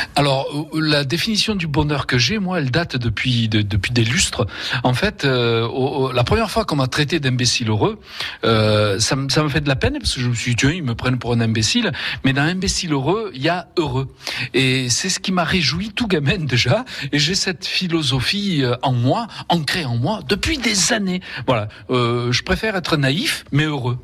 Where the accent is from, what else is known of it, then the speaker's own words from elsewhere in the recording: Vaucluse, Provence-Alpes-Côte d'Azur, France; also born or lived in Spain; c'était chez nous en Vaucluse